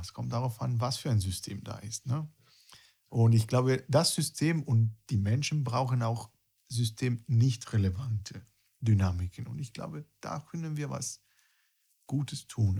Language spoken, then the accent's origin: German; near Rome, Lazio, Italy; German is a second language; moved away as an adult; also born or lived in Berlin / Dresden; now in Germany; ich komme aus Italien, ich bin bei, bei Rom ge, äh, groß geworden und mit 26 ja, habe ich mich entschieden, eine mehr oder weniger lange Erfahrung in einem anderen europäischen Land zu starten